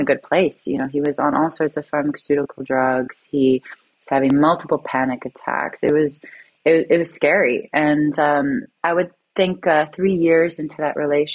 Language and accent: English; Toronto, Ontario, Canada; I'm from Toronto, Canada, and it's very much a capitalist city, a finance city.